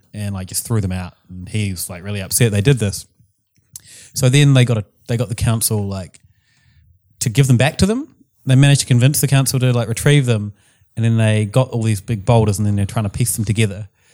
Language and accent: English; New Zealand; accent: New Zealand; my New Zealand accent